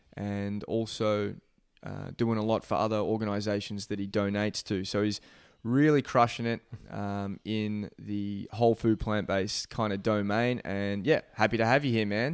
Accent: Boronia, Victoria, Australia; We're here today in Beau Morris, which is my hometown in Victoria.

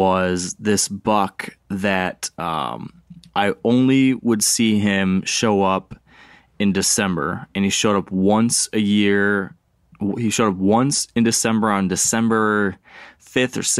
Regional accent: Michigan, United States; Here in my home state.

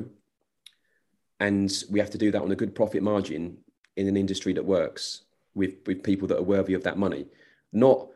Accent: England, United Kingdom; I think I'm English

